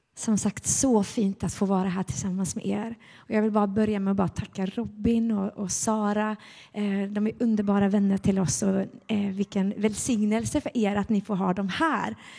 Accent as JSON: {"language": "Swedish", "town": "Gothenburg", "region": "Västra Götaland", "country": "Sweden", "tie": "born or raised there", "said": "Vi var med i Finska pingstkyrkan när jag var barn inne i Göteborg"}